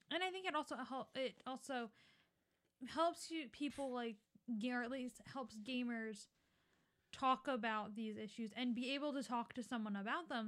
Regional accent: Philadelphia, Pennsylvania, United States; we grew up in Philly going to public school

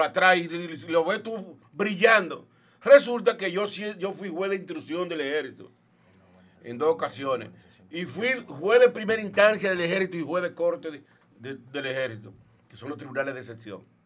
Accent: Villa González, Santiago, Dominican Republic; moved away as an adult; also born or lived in Santo Domingo; yo nací en un campo, le dicen el Limón de Villa González. O sea, soy nativo de aquí

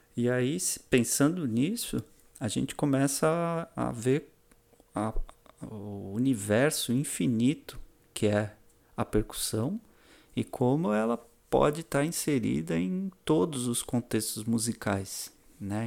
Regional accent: São Paulo, Brazil; moved away as an adult; also born or lived in Florianópolis, Brazil; now in Balneário Camboriú, Brazil; eu nasci em São Paulo capital, e mudei para Florianópolis com 18 anos

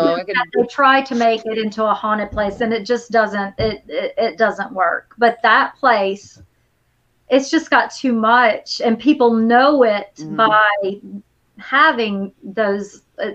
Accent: Lamesa, Texas, United States; moved away; I grew up in La Mesa, which I think 3 hours from it. It's definitely West Texas up there.

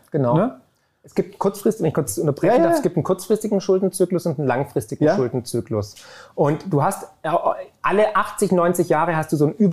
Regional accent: Baden-Württemberg, Germany; Als Schwabe, wie du ja auch einer bist wie ich, kriegst du auf dem Sparbuch keine Zinsen mehr.

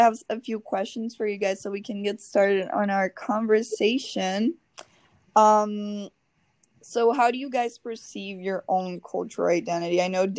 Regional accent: Brazil; now in United States; but I am from Brazil, and that's my strongest cultural identity I carry. And right now I'm an international student here in the US, so I've only lived in Connecticut for 2 years now

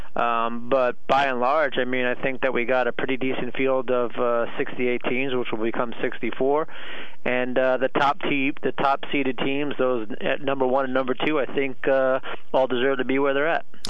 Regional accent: New York City, New York, United States; I grew up in Queens

